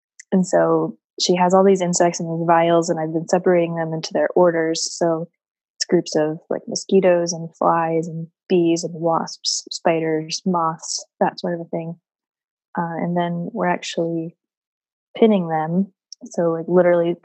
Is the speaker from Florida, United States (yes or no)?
yes; Florida, United States; moved away as an adult; I grew up in Florida